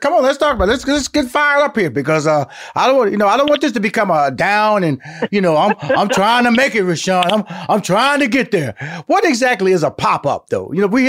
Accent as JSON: {"language": "English", "town": "Houston", "region": "Texas", "country": "United States", "lives_now": "Atlanta, United States", "said": "And I'm from Houston, Texas. I'm living in Atlanta"}